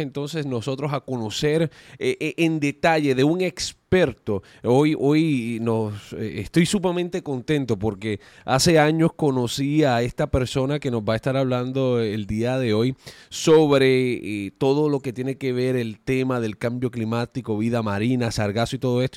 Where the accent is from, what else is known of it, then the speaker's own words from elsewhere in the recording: Puerto Rico; cuando yo era niño, creciendo en Puerto Rico, yo crecí en la playa